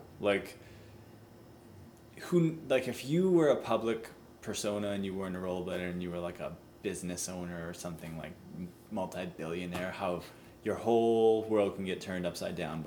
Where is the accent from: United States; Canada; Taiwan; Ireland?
Canada; we're Canadian